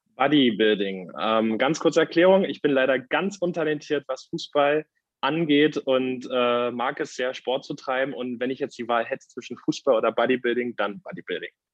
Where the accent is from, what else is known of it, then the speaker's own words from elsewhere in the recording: Reinickendorf, Berlin, Germany; bei uns in Reinickendorf äh, war der, war der Werdegang so, dass ich ähm, während meines Abiturs war ich Vorsitzender des Schülerausschusses in Reinickendorf